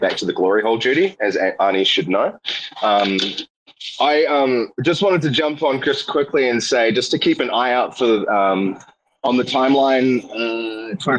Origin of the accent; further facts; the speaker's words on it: New Zealand; I'm from New Zealand